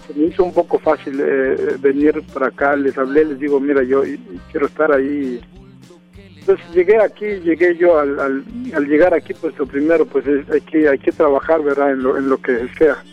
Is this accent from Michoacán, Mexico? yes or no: no; San Andrés Solaga, Oaxaca, Mexico; moved away as an adult; now in Los Angeles, United States; yo soy de un pueblo que se llama San Andrés Solaca, del estado de, Oaxaca